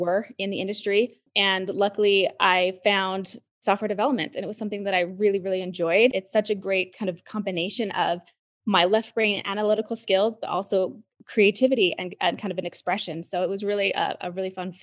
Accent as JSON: {"language": "English", "region": "Utah", "country": "United States", "tie": "born or raised there", "moved": "yes", "said": "my home state of Utah"}